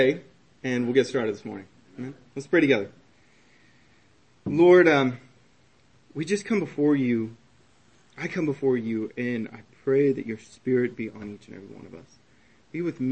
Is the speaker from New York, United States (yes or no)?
no; Texas, United States; now in Vermont, United States; I'm from Texas